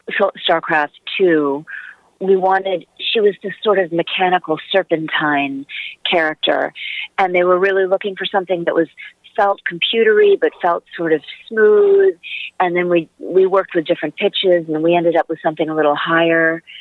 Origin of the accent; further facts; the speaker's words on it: United States; and I'll do something that is in that vein as an American.